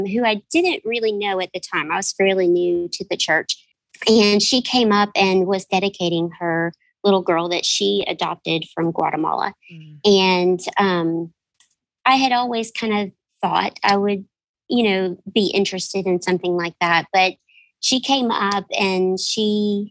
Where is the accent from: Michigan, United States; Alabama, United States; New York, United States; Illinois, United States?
Alabama, United States; Birmingham; I'm from Birmingham, Alabama, and I am a Spanish teacher for high school students in the Birmingham metro area.